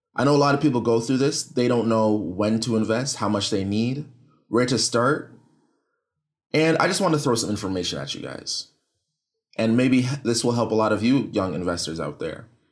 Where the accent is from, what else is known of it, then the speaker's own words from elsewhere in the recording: Canada; I'm from Canada